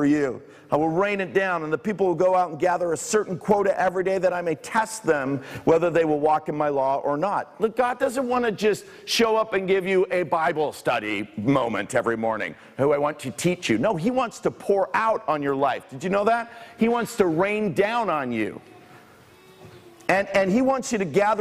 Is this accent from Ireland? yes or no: no; Bournemouth and Guildford, South East England, United Kingdom; also born or lived in Toronto, Canada / near Southampton; now in Canada; I grew up in Bournemouth and Guildford